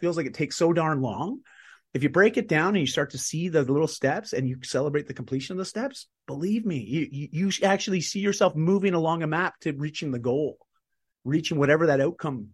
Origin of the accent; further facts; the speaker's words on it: Canada; I'm Canadian